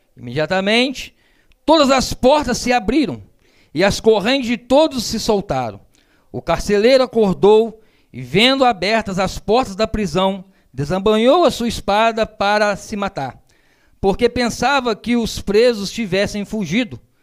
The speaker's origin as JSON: {"language": "Portuguese", "region": "Minas Gerais", "country": "Brazil", "said": "Eu sou mineiro, casei com uma petropolitana"}